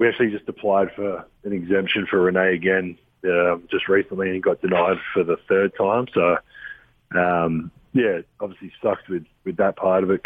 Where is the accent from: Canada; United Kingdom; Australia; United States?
Australia; Adelaide, South Australia; born or raised there; moved away